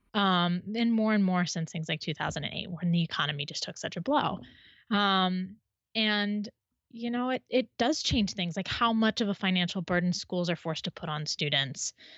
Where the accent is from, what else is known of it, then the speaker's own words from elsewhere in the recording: Midwest, United States; now in Western United States; I grew up in the Midwest